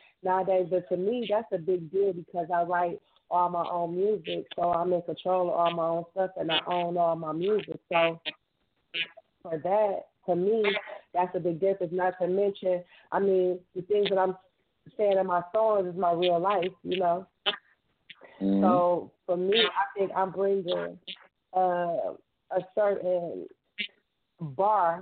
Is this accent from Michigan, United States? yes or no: yes; Detroit, Michigan, United States; I'm from Detroit, Michigan, born and raised